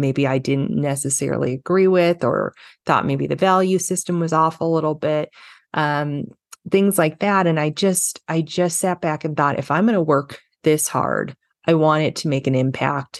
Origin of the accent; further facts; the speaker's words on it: Los Angeles, California, United States; I grew up in Los Angeles, California